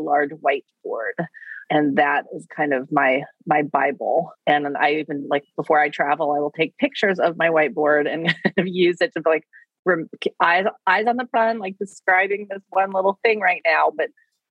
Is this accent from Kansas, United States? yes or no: yes; Wichita, Kansas, United States; moved away; I grew up in Wichita, Kansas